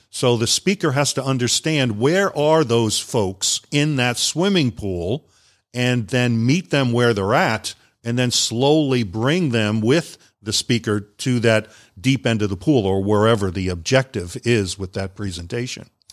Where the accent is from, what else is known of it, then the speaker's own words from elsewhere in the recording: Long Island, New York, United States; moved away as an adult; also born or lived in Guam; I grew up up on Long Island, New York, and after high school, I went into the military